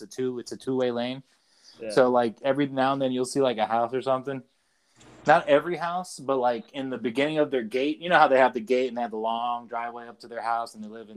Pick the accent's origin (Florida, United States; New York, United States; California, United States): Florida, United States; I'm from Florida